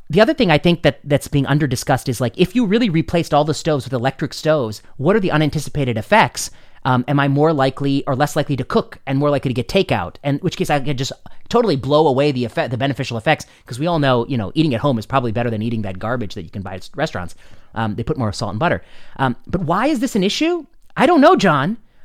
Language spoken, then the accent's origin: English; India; I like a gas stove because I'm an Indian, and in Indian cooking, you need a certain way of cooking that thing.